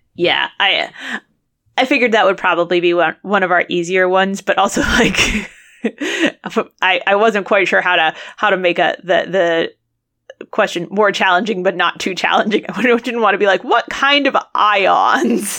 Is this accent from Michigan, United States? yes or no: no; Worcester, Massachusetts, United States; my hometown of Worcester, Massachusetts